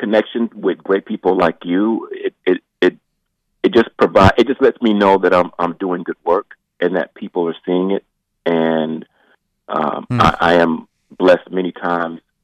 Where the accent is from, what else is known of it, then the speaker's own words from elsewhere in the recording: Augusta, Georgia, United States; now in Monroe, United States; I was born in Augusta, Georgia